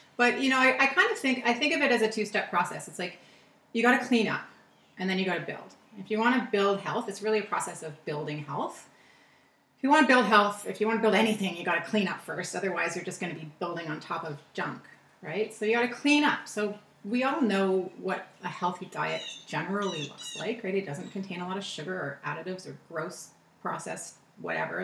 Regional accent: Toronto, Ontario, Canada; also born or lived in California; Toronto is where I grew up

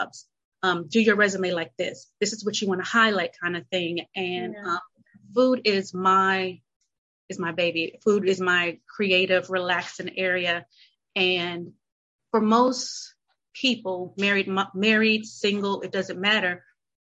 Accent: North Carolina, United States; moved away as an adult; also born or lived in Chicago; I'm from North Carolina

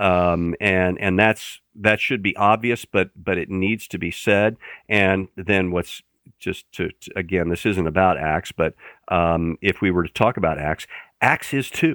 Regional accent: Fishers, Indiana, United States; I grew up in central Indiana, in the Indianapolis area. If you're from Indianapolis, I was specifically from Fishers.

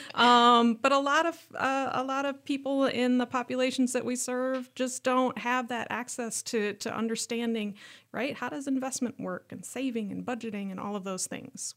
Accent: Worthington, Minnesota, United States; born or raised there; moved away

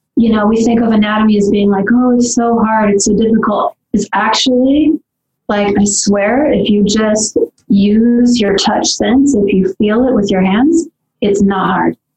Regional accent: Southern California, United States; I grew up in Southern California

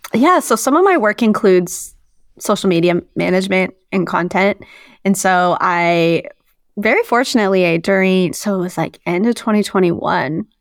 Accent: Moscow, Idaho, United States; moved away as an adult; also born or lived in New Orleans, Louisiana; now in Sacramento, United States; that's where I grew up. I grew up in northern Idaho.

